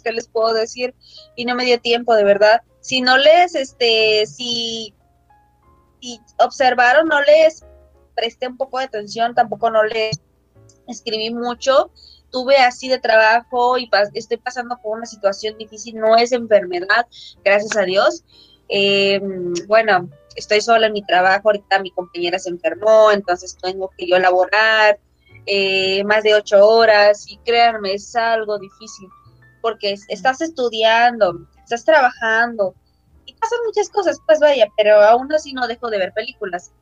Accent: Guerrero, Mexico; soy de aquí, de Guerrero

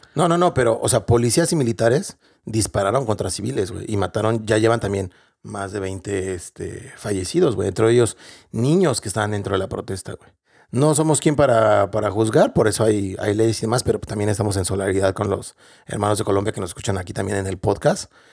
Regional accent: Mexico; moved away as an adult; now in Dublin, Ireland; realmente somos mexicanos o latinoamericanos, que extrañamos lo que tenemos en nuestro país

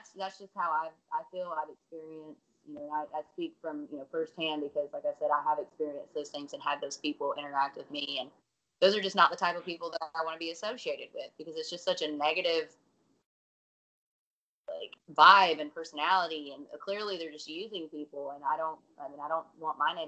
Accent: Alabama, United States; I'm from Alabama

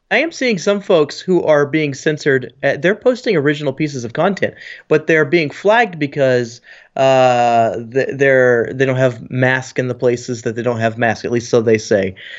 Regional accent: Texas, United States; being the Texan

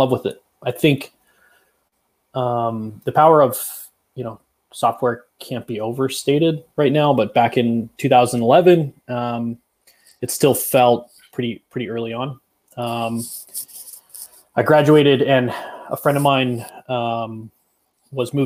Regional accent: Northern California, United States; I was born and raised in Northern California, so heart of wine country

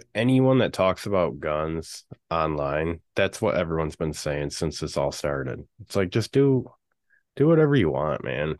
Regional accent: Michigan, United States; I'm from Michigan

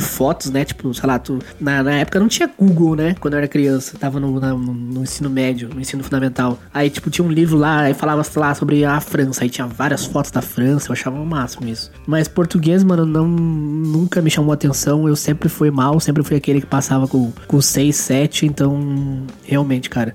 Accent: Rio Grande do Sul, Brazil

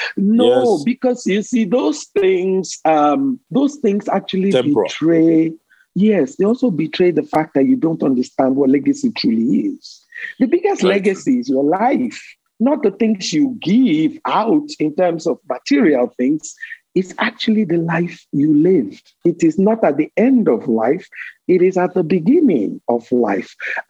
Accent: Nigeria; born there; My parents were not rich. I was born in Nigeria

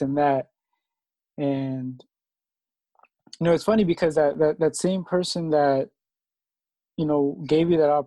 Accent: Alexandria, Virginia, United States; I'm from Alexandria

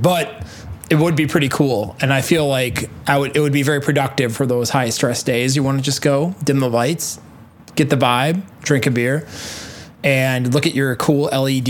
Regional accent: Wisconsin, United States; I'm from Wisconsin

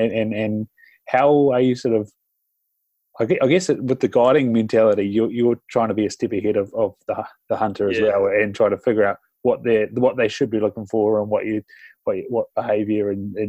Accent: Southland, New Zealand; growing up in Southland

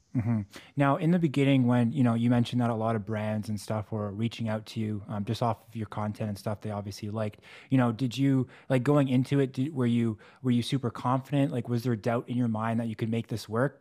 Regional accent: Canada; I'm Canadian

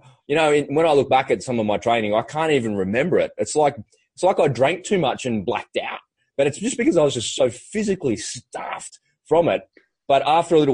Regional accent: Australia; an Aussie kid growing up by the beach in the water

